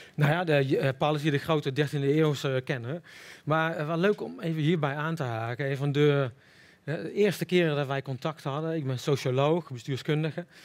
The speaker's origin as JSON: {"language": "Dutch", "town": "Middelbeers", "region": "North Brabant", "country": "Netherlands", "moved": "yes", "lives_now": "Rotterdam, Netherlands"}